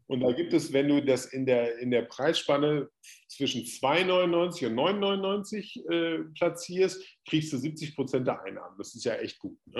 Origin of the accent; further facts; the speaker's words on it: Hagen, North Rhine-Westphalia, Germany; auch in Hagen, da wo ich herkomme